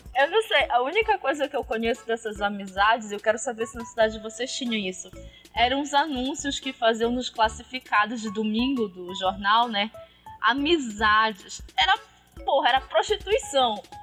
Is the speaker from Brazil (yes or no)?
yes; North Region, Brazil